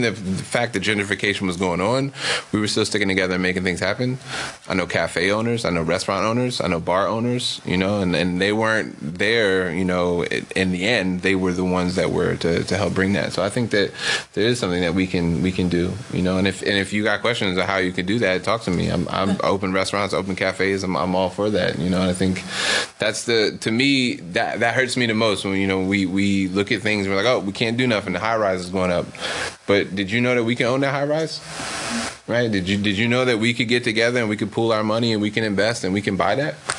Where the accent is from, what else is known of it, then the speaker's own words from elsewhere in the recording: Maryland, United States; also born or lived in Brooklyn, New York; now in Oakland, United States; originally from Maryland. Lived in Brooklyn for ten years